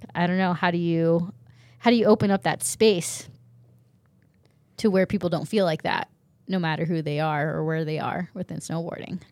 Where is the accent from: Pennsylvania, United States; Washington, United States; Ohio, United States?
Washington, United States; Snoqualmie Pass; also born or lived in Japan; growing up in Washington at Snoqualmie Pass